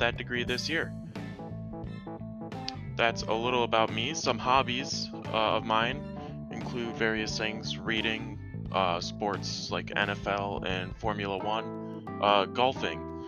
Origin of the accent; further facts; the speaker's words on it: Aitkin, Minnesota, United States; also born or lived in Grand Rapids, Minnesota; I am from Aiken, Minnesota. It's a small town of about 2,000 people, and that is also where I did my early education, K through 12